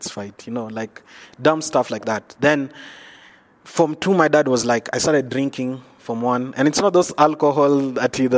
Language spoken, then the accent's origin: English; Nairobi, Kenya; I'm from Nairobi, Kenya. I was coming from Eastlands